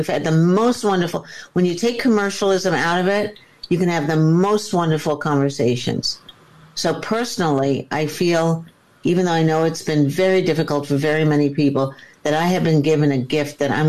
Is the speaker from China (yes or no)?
yes; Shanghai, China; I was raised in Shanghai. My father was CIA.